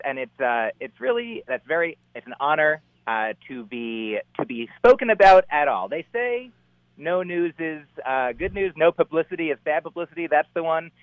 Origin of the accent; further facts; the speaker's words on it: New Jersey, United States; moved away as an adult; now in Boston, United States; I grew up in New Jersey in the New York area, you know like just sort of outside New York City